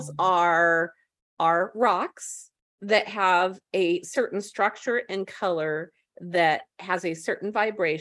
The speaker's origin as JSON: {"language": "English", "region": "West Coast", "country": "United States", "said": "I'm from the West Coast"}